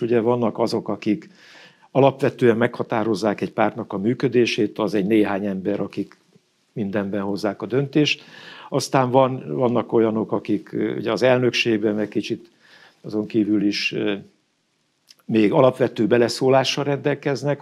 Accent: Ózd, Borsod-Abaúj-Zemplén, Hungary; én Ózdi gyerek vagyok. Farkas Juki leginkább, Óz mellett van a bányatelep, és én a bányászok, ö, között éltem a gyerekkoromat

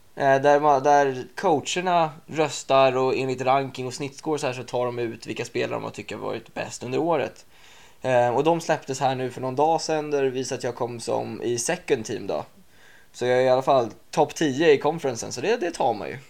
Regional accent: Åkersberga, Stockholm County, Sweden; moved away as an adult; now in United States; Jag är 23 år från Åkersberga

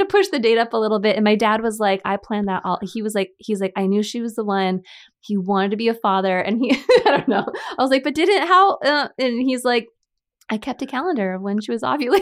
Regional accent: San Diego, California, United States; also born or lived in Chula Vista / Bonita; San Diego, born and raised.

